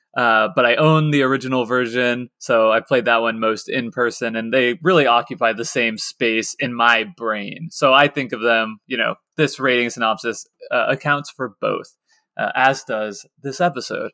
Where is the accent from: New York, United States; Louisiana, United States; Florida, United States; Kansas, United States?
Kansas, United States; Lawrence; I was growing up in Lawrence, Kansas